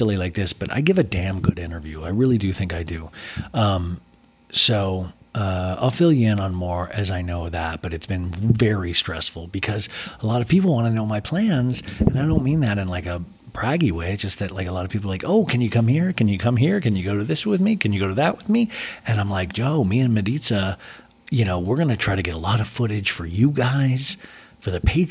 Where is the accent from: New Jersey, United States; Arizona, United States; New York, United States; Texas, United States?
Arizona, United States; in Arizona October 29th at the Marquee Theater. That's Halloween weekend, which, by the way, man, my God, that's my hometown